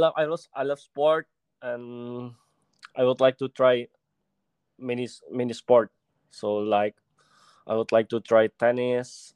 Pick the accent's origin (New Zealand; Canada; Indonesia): Indonesia; Jakarta; also born or lived in Medan, Indonesia; So like I said before, I was born in Medan. But since 2 years old, I moved to Jakarta with my family.